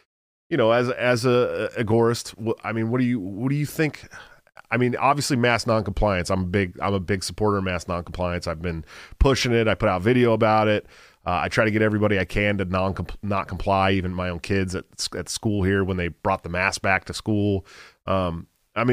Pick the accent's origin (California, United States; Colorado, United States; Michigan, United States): California, United States; moved away as an adult; yeah, I'm an expat from California, man, so I get it. I left I left 5 minutes before they instituted the 24-hour lockdowns in California back in March of last year, dude.